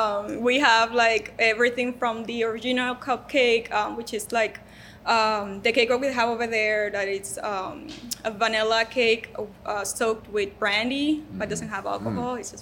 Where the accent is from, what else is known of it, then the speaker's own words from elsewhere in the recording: Puerto Rico; moved away as an adult; now in United States; I came from Puerto Rico when I was 19, and I married to a Mexican